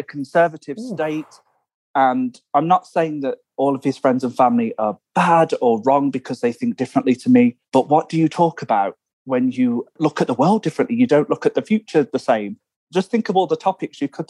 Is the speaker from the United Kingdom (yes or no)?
yes; England, United Kingdom; moved away as an adult; now in United States; I'm from England